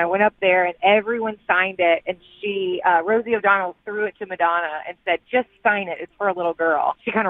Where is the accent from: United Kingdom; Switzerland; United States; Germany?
United States; Evansville, Indiana; Well, I am from Evansville, Indiana, and our claim to fame is that A League of Their Own was filmed in our hometown.